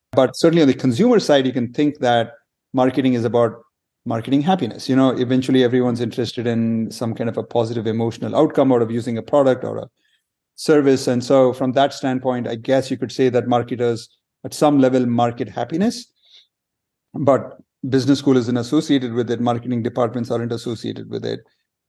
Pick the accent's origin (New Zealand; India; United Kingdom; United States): India; I grew up in several different places in India.